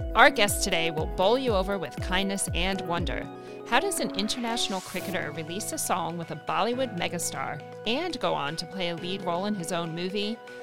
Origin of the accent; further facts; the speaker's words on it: United States; I'm obviously American